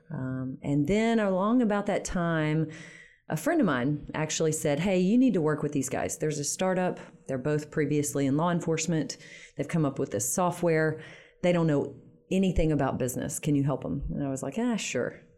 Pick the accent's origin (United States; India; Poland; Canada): United States; Shreveport, Louisiana; moved away as an adult; also born or lived in Baton Rouge / Washington, D.C. / New York City / Detroit; I'm born and raised in Shreveport.